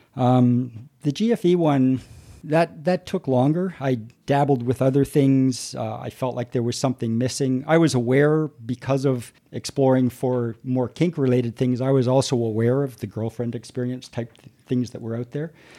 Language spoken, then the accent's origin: English; Toronto, Ontario, Canada; I grew up, I grew up here in Toronto